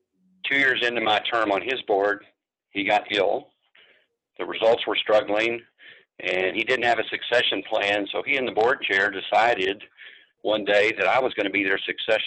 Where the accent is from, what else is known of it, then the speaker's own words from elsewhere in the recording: San Antonio, Texas, United States; born there; And so I was born in San Antonio. It was a chance to stay here.